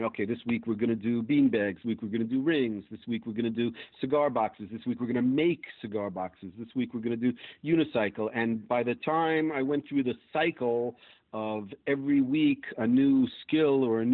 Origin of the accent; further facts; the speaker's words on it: New York and Long Island, United States; moved away as an adult; also born or lived in Israel; now in Manhattan, United States; when I was growing up in New York and Long Island